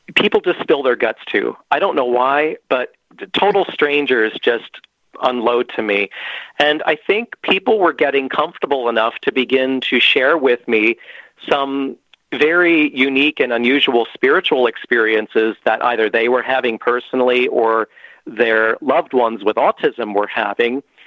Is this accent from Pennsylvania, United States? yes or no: yes; Pennsylvania, United States; I have yet to break out of Pennsylvania, which is my home state